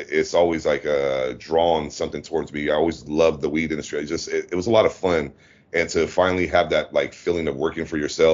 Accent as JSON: {"language": "English", "region": "Louisiana", "country": "United States", "also_born_or_lived": "Sacramento, California", "moved": "yes", "lives_now": "Pattaya, Thailand", "said": "being from Louisiana, I was born in Louisiana"}